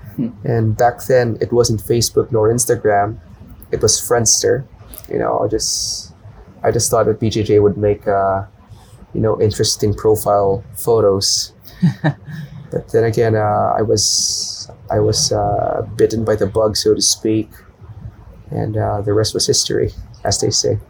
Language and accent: English; Manila, Metro Manila, Philippines; moved away as an adult; now in Bangkok, Thailand; born and raised in the capital city. It's called Manila.